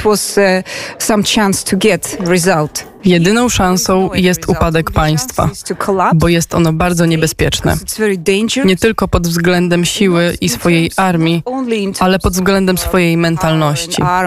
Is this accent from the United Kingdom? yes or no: no; Georgia; accent: Georgian; moved away as an adult; also born or lived in Saint Petersburg, Russia; urodziłam się w Gruzji i znam mentalność kaukaską